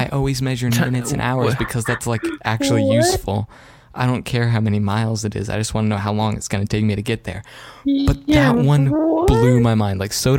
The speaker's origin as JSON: {"language": "English", "region": "Maine", "country": "United States", "moved": "as an adult", "said": "so this whole being from Maine, like I'm the only one from Maine as far as I know. I haven't really met anyone else from Maine"}